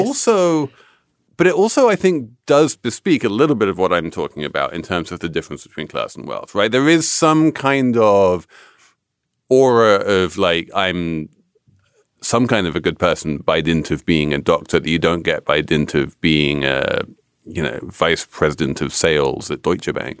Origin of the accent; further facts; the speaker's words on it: England, United Kingdom; as an Englishman